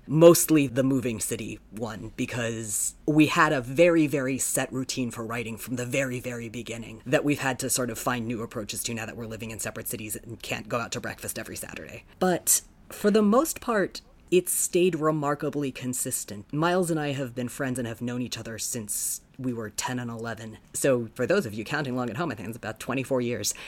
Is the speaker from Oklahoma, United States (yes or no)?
no; Sarasota, Florida, United States; also born or lived in South Bend, Indiana; I was born in South Bend. I lived there until um, a little before I turned seven, and then spent the rest of my childhood in Sarasota